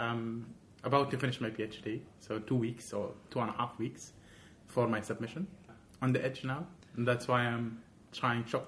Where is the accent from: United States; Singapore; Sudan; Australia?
Sudan; moved away; Black, dark skin, from Sudan